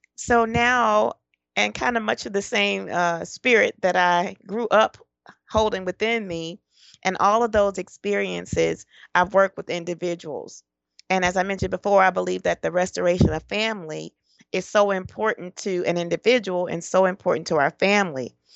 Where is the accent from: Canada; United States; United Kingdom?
United States; Detroit, Michigan; also born or lived in Florida / Georgia / Tennessee; born and raised in Detroit, Michigan.